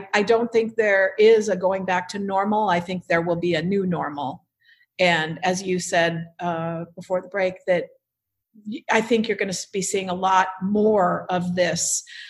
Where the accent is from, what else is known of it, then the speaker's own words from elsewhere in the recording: Newport Beach, California, United States; moved away as an adult; now in Isla Mujeres, Mexico; we grew up in Newport Beach.